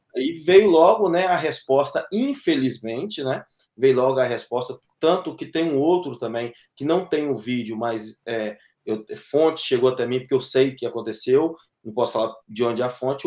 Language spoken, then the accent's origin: Portuguese; Brazil; now in Boston, United States; sou brasileiro, amo o Brasil